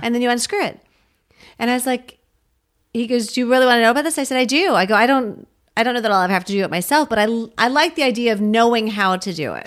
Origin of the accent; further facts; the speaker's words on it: United States; I grew up seven miles outside of Washington, D C